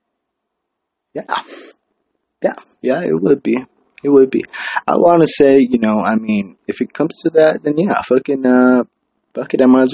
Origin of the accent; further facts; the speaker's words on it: Hawaii, United States; now in San Jose, United States; I'm from Hawaii